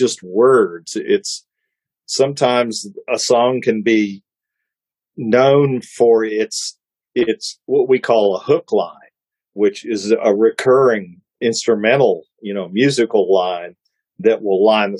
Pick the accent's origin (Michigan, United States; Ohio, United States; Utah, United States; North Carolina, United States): Ohio, United States; I'm from Ohio